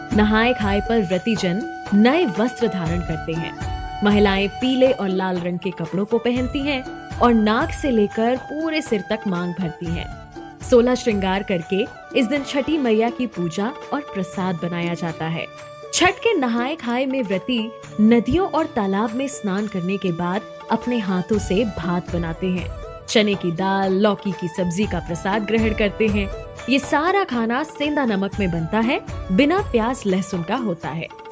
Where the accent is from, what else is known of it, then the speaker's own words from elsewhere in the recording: Buxar, Bihar, India; विश्वामित्र नगरी बक्सर बिहार का रहने वाला हूं